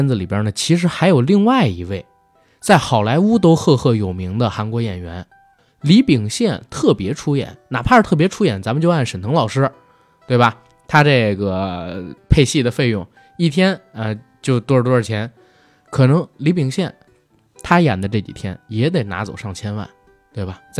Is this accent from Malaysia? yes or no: no; China; 不对，因为我们是中国人。